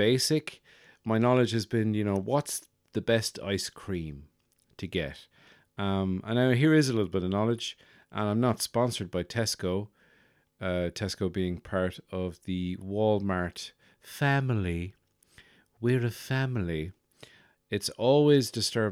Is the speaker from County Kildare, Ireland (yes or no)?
no; Birr, County Offaly, Ireland; moved away; my hometown in Burr County Offaly